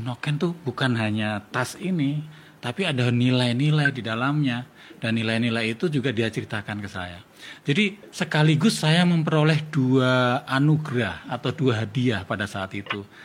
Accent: Yogyakarta, Special Region of Yogyakarta, Indonesia; saya tinggal di Jogja, saya orang Jawa. Uh, eh, papa ibu saya juga dari Jogja

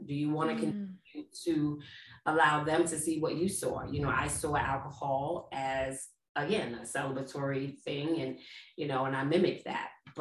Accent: New York City, New York, United States; moved away as an adult; now in East Orange, United States; I grew up in Brooklyn, New York

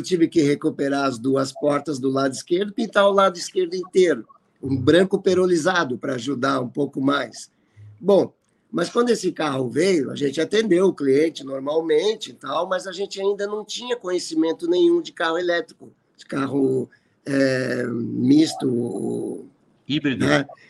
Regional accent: Porto Alegre, Rio Grande do Sul, Brazil; sou aqui de Porto Alegre.

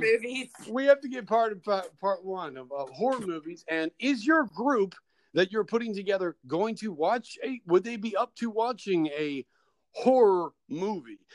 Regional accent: Kentucky, United States; now in Chicago, United States; I am from I am from uh, Kentucky

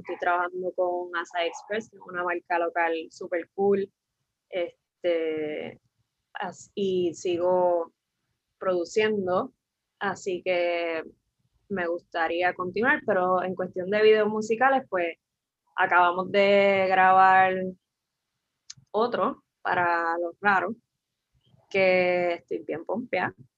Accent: San Juan, Puerto Rico; soy de San Juan

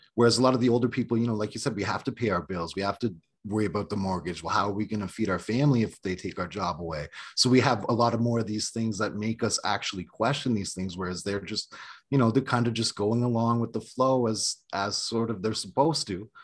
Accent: Canada; moved away as an adult; now in United States; I'm from an Indian reservation in Canada

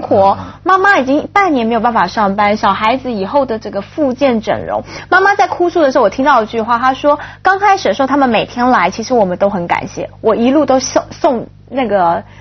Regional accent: Taipei, Taiwan; moved away; 我以前念北一女中，就是台湾就是第一志愿的女子中学

